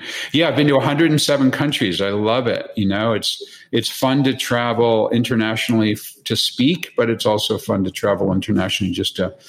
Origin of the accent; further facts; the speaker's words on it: Connecticut, United States; also born or lived in Boston, United States / Long Island, United States / Tokyo, Japan / Hong Kong, Hong Kong; I was born in the Boston area. I lived in Long Island, New York. I went to my high school years in Connecticut.